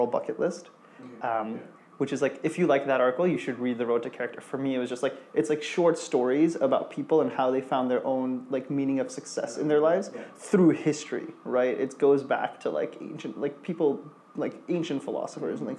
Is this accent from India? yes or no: yes; India; now in New York, United States; my roots of like growing up in India